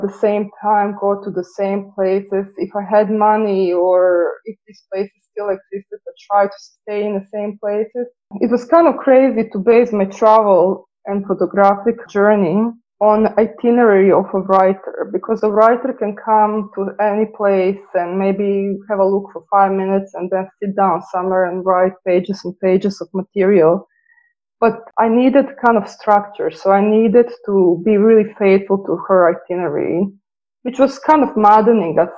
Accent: Slavonski Brod, Brod-Posavina County, Croatia; now in Dublin, Ireland; I grew up in Slavonski Brod.

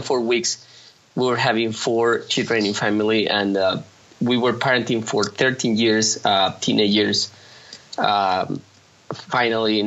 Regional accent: Mexico City, Mexico; now in Monterrey, Mexico; I'm from Mexico City, but I grew up in Mexico City

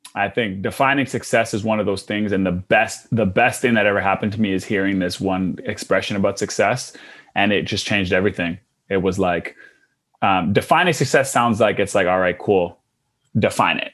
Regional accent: Canada; also born or lived in Australia; being Canadian

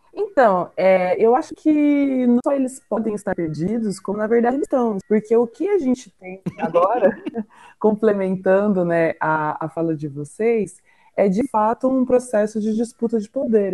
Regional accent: interior of Paraná, Brazil; sou do interior do Paraná

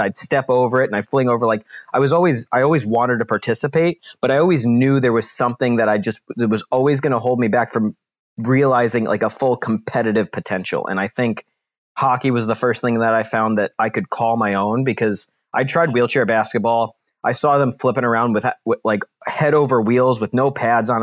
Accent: New Jersey, United States; now in St. Louis, United States; I grew up in New Jersey

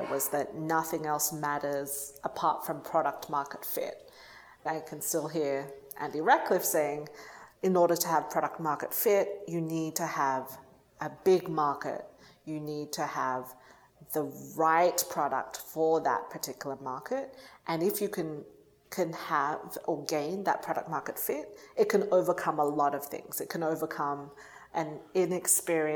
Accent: Sydney, New South Wales, Australia; moved away as an adult; now in United States; So I grew up in Australia, went to undergrad in Australia

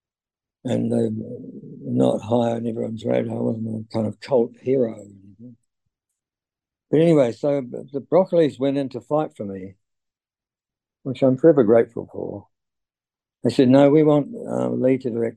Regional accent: New Zealand; Roger Donaldson was one of my compatriots. another New Zealand director

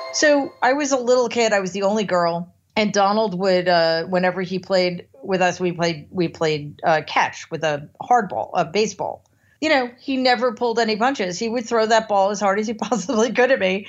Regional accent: United States; as an American

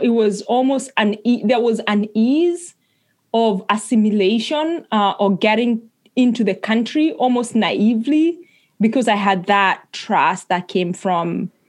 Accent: Rift Valley, Kenya; moved away as an adult; also born or lived in Los Angeles, United States; So I grew up … I grew up in Kenya in a small town. I don't even know if you can call it a town or if you could call it a village. It's a small village, I would say, in northern Kenya, the Rift Valley.

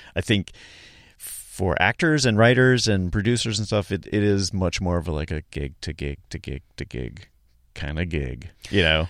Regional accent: Charlotte, North Carolina, United States; moved away; I'm from North, North Carolina originally, Charlotte

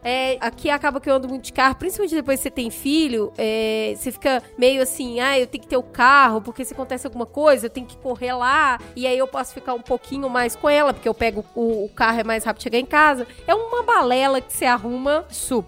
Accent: Belo Horizonte, Minas Gerais, Brazil; moved away; quando eu era criança, porque lá em BH, Teve uma época que, amigos, acreditem, eu pegava oito ônibus por dia.

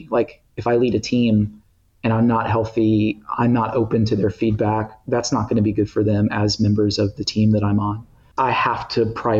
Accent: Tennessee, United States; also born or lived in Thailand; I grew up in Tennessee

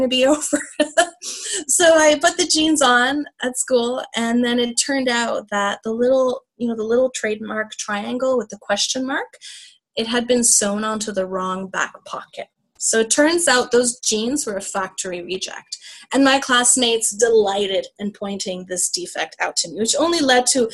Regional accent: Canada; an immigrant, or the daughter of immigrants growing up in Canada

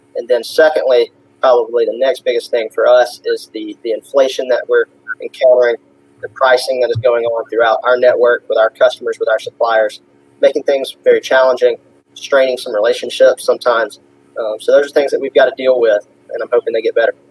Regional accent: Jackson County, Georgia, United States; So, I grew up in a little town called Houston, Georgia, kind of nobody's heard of it, but it's in Jackson

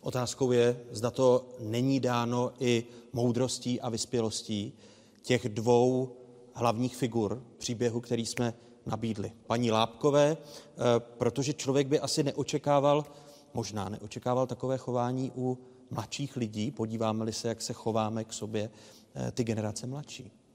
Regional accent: Czechia; my jako Češi, Moravané a Slezané

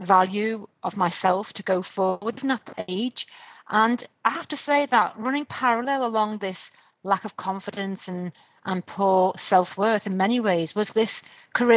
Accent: Liverpool, North West England, United Kingdom; I come from Liverpool in the UK

